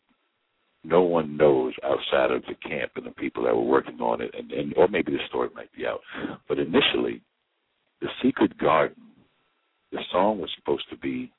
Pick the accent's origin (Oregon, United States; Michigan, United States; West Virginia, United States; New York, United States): New York, United States; I'm a New Yorker